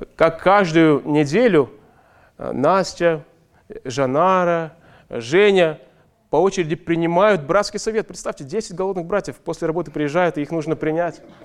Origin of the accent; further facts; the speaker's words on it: Ust-Kamenogorsk, East Kazakhstan Region, Kazakhstan; now in Almaty, Kazakhstan; мы росли в доме в детстве в Усть-Каменогорске